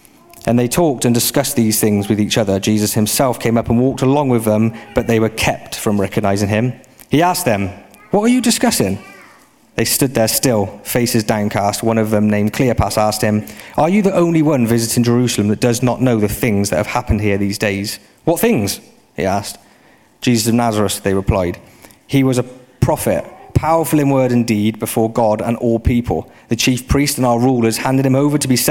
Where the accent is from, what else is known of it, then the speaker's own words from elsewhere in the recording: United Kingdom; I'm British